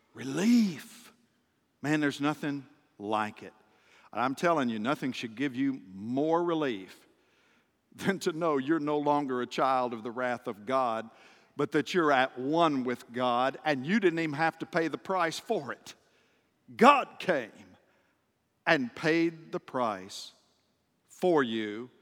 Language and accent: English; just outside of Nashville, Tennessee, United States; moved away; the city where I grew up, just outside of Nashville